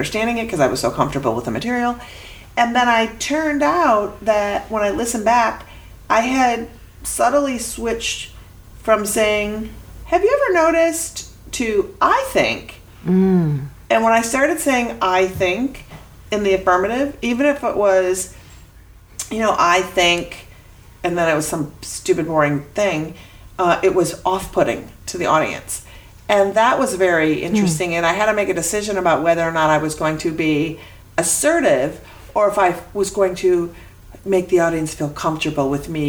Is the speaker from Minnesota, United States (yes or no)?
yes; Minnesota, United States; moved away; I'm from Minnesota